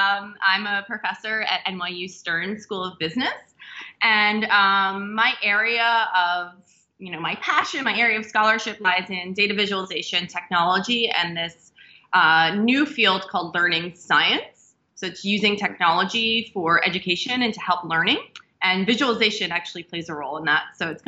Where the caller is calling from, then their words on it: New York City, New York, United States; I'm calling in from New York City.